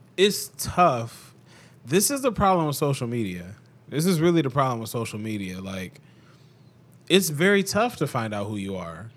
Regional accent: Cleveland, Ohio, United States; I grew up in Cleveland, and I grew up in, you know, a decent s, part of Cleveland.

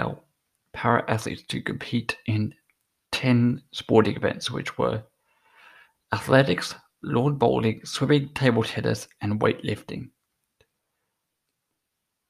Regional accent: Australia; I'm an Australian

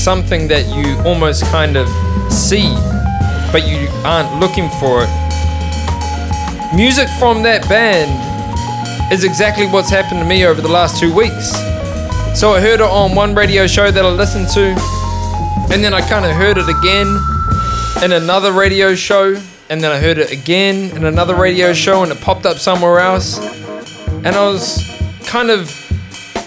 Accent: Melbourne, Victoria, Australia; my hometown right now, Melbourne

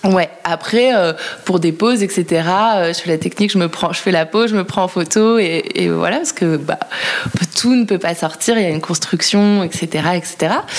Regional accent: La Rochelle, Nouvelle-Aquitaine, France; moved away as an adult; now in Paris, France; j'habite à Paris depuis une dizaine d'années et, euh, que je suis originaire de La Rochelle

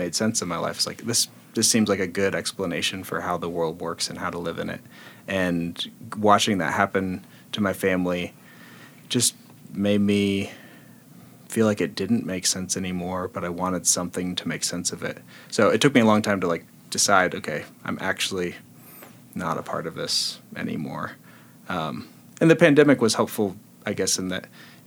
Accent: Kansas, United States; I grew up Baptist and in the middle of Kansas

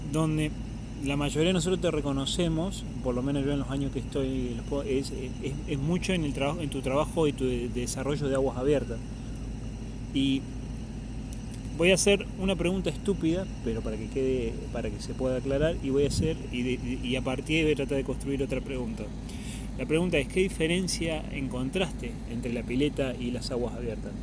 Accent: Argentina; en mi país, de la Argentina

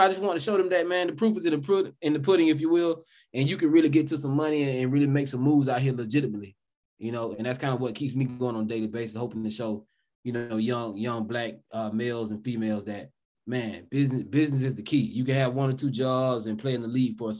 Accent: South Georgia, United States; accent: Southern; I grew up in South Georgia. I'm pretty sure you all can tell with this Southern accent that I have

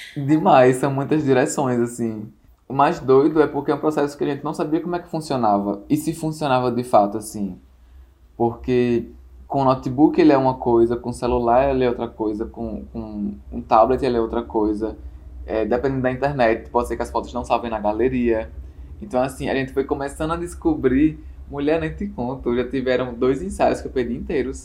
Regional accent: Natal, Rio Grande do Norte, Brazil; sou daqui de Natal

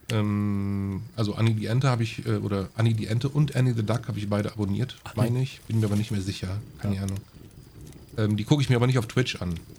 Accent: Aachen, North Rhine-Westphalia, Germany; ich als Aachener, ne, also Heinsberg ist direkt über Aachen.

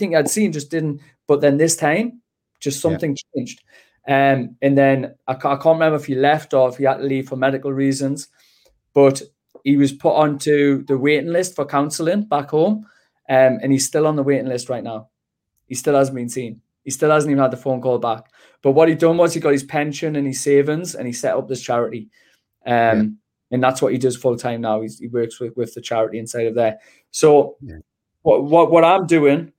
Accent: Gateshead, North East England, United Kingdom; I'm not technically a Geordie because I'm from Gateshead

